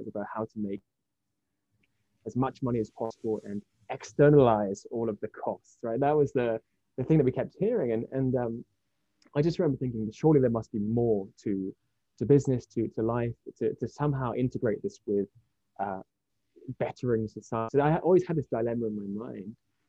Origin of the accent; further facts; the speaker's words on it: Japan; also born or lived in United Kingdom; I was born here in Japan in the late 80s. And my mother is Japanese, and my father is from the UK. And I kind of grew up between the two countries